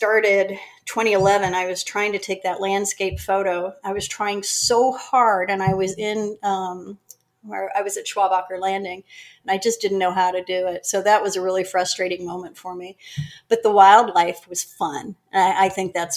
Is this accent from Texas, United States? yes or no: no; Greensburg, Pennsylvania, United States; moved away as an adult; also born or lived in Florida; now in North Carolina, United States; I grew up outside of Pittsburgh, Pennsylvania, a little town called Greensburg